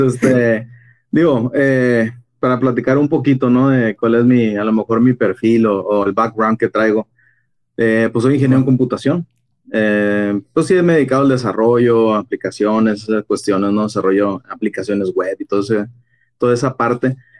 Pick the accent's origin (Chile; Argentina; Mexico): Mexico; Como mexicanos